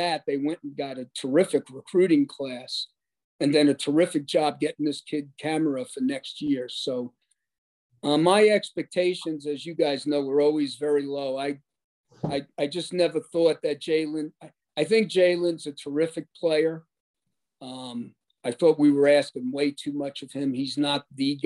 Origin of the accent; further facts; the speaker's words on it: New York, United States; I'm a New Yorker